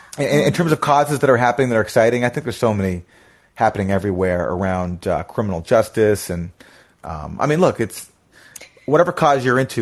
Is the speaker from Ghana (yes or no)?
no; Canada; I'm also, you know, a foreigner too. I came from Canada, and, you know, not that Canada is like so great